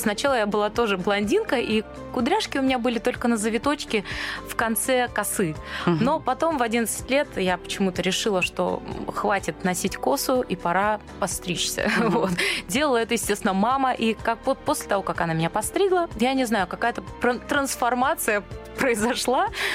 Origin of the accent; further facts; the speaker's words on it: Ulan-Ude, Buryatia, Russia; moved away; also born or lived in Dnipropetrovsk, Ukraine; Я пошла там в садик, потом в школу